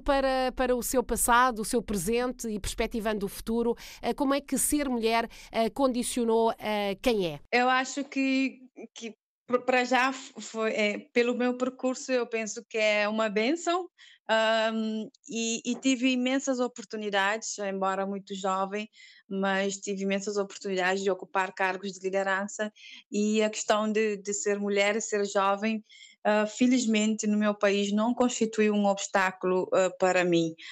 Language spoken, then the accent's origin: Portuguese; Cape Verde; sou cabo-verdiana, tenho 39 anos